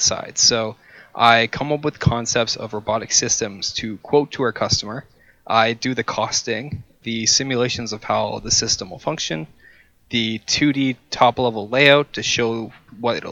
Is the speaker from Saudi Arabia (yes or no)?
no; Canada; I'm from Canada too